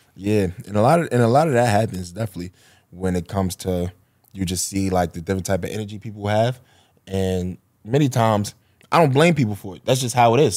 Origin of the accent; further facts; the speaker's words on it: New York City, New York, United States; I, I grew up on Marcy Ave